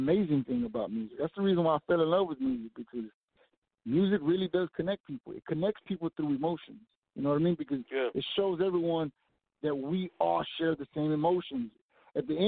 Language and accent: English; Fort Worth, Texas, United States; I was born and raised right here in Fort Worth, Texas